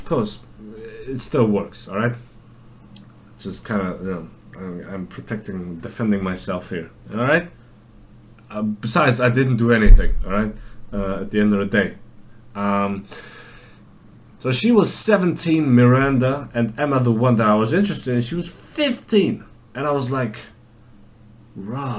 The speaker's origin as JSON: {"language": "English", "country": "Germany", "said": "where are you from? I said, Germany"}